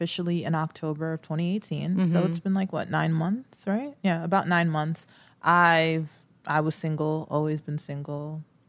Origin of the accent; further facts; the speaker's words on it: New York City, New York, United States; I'm from Queens.